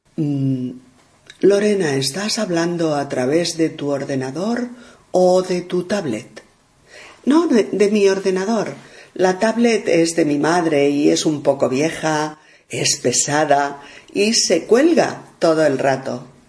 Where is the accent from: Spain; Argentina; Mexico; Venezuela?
Spain; soy una mujer española